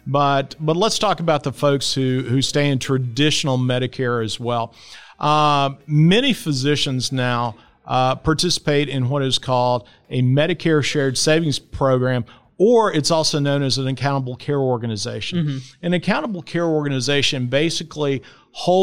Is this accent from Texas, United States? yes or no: yes; Dallas, Texas, United States; I grew up here in Dallas too